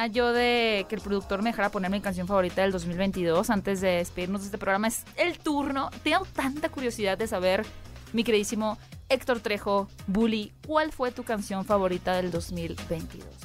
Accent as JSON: {"language": "Spanish", "town": "Hermosillo", "region": "Sonora", "country": "Mexico", "said": "Es que yo soy de Hermosillo, allá no cantamos"}